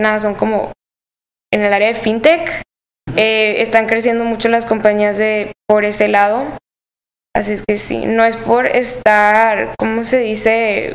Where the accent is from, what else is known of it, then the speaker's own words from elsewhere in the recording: Monterrey, Nuevo León, Mexico; yo no estoy basada en Guadalajara, yo soy de Monterrey